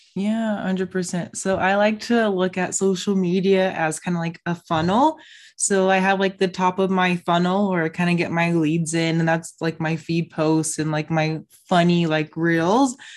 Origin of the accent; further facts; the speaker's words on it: Las Vegas, Nevada, United States; I'm from Vegas